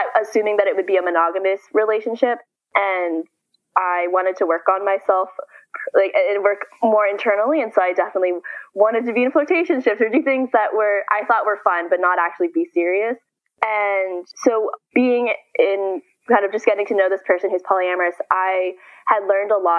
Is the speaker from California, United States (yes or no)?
yes; San Francisco, California, United States; I am from San Francisco. But I'm currently in college in Southern California